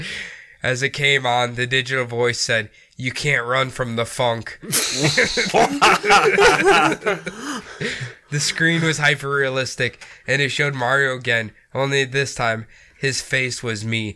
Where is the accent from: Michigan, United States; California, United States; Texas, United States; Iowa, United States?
Iowa, United States; moved away; Growing up in Iowa